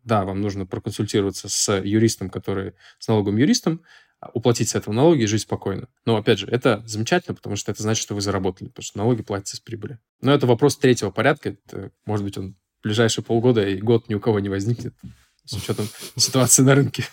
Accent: Saint Petersburg, Russia; я из Санкт-Петербурга

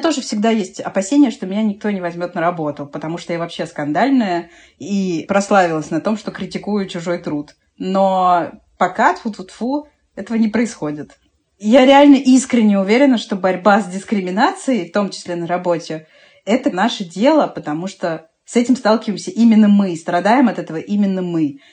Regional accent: Moscow, Russia; мы сытые москвичи, да, мы сытые москвичи

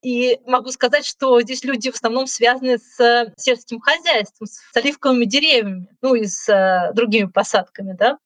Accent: Russia; now in Úbeda, Spain; Я ей сказала, что я из России

